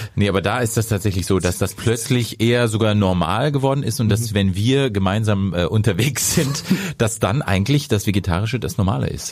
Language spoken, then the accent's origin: German; Lower Saxony, Germany; ich komme aus Niedersachsen